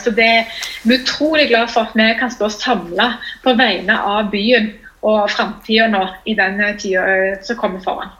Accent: Stavanger, Rogaland, Norway; also born or lived in Bergen; jeg er eh, fra Madla. Født og oppvokst Madla

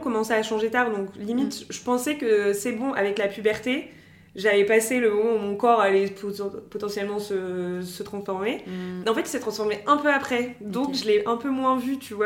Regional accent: France; also born or lived in Lyon; moi j'ai toujours grandi en France, mais je suis d'une famille algérienne

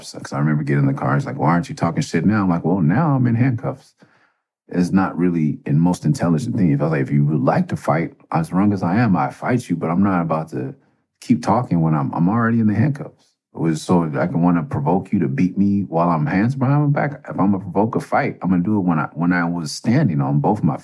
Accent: Los Angeles, California, United States; also born or lived in Tucson; I'm from Mid-City

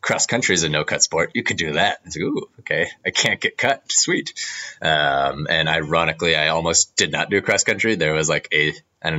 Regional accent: San Jose, California, United States; I'm from Santa Clara, San Jose

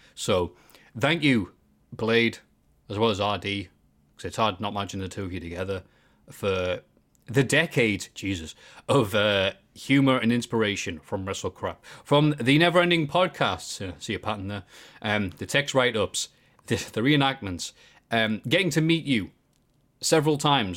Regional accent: Bishop Auckland, North East England, United Kingdom; I am definitely from Bishop Auckland

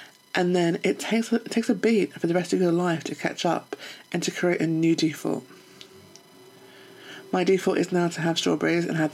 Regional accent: United Kingdom; also born or lived in London; I'm British

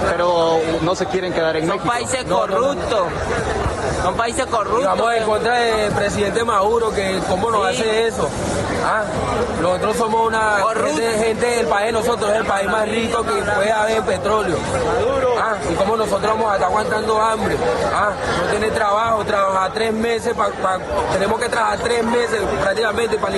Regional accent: Caracas, Capital District, Venezuela; moved away; Caracas, Venezuela.

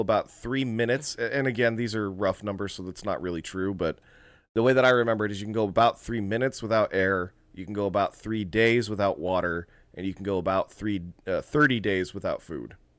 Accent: United States; as Americans

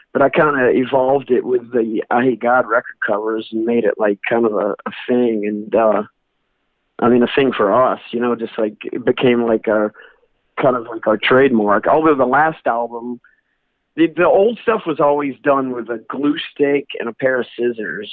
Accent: North Carolina, United States; moved away; also born or lived in New Orleans, Louisiana; I was born in North Carolina, so that's where my dad took us to church at then

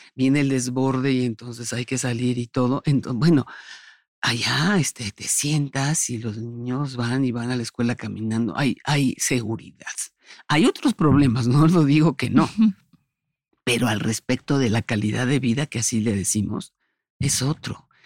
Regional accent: Mexico; soy mexicana, de que nací en este país

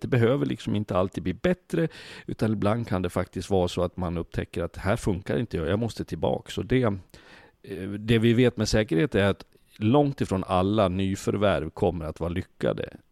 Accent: Sweden; also born or lived in Switzerland; vi svenskar håller ihop

